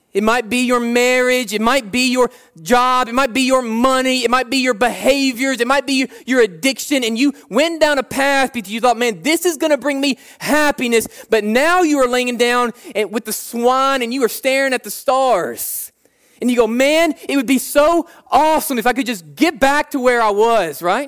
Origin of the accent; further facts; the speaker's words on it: United States; We like being American